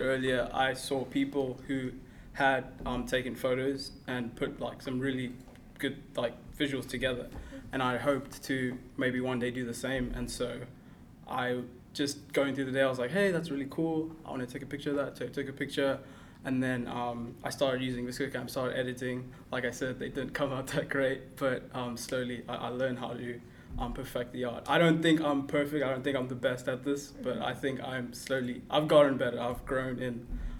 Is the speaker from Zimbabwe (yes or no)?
yes; Zimbabwe; born there; also born or lived in Kenya / South Africa; Okay, so I am I was born in Zimbabwe. Mm-hmm. Although I am originally from Kenya, and then from Zimbabwe, my family and I moved to South Africa. I lived there for 9 years